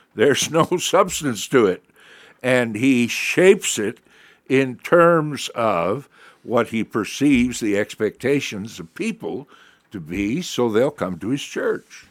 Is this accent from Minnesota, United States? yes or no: no; Milwaukee, Wisconsin, United States; growing up in Milwaukee